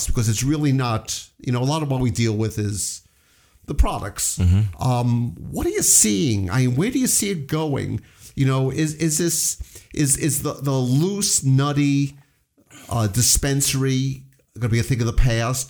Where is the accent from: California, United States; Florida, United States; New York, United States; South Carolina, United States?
New York, United States; New York City; moved away; also born or lived in Manhattan; I was living in Manhattan, but I'm from the Bronx, the Bronx